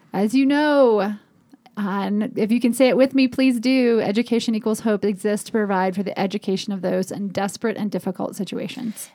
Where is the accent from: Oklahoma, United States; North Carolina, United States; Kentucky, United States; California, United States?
North Carolina, United States; Chapel Hill; it is my hometown